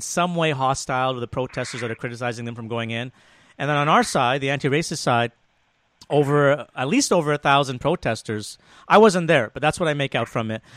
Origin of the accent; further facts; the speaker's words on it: Toronto, Ontario, Canada; I'm from Toronto.